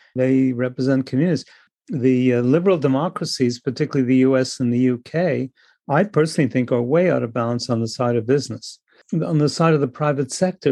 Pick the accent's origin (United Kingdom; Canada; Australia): Canada; I'm Canadian